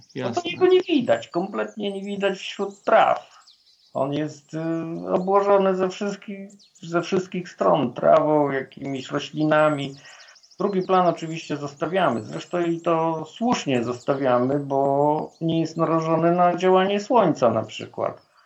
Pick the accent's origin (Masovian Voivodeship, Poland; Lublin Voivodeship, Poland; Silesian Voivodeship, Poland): Lublin Voivodeship, Poland; Włodawa; jestem urodzony na wschodnich rubieżach Polski we Włodawie i lasy były wokół mnie od maleńkości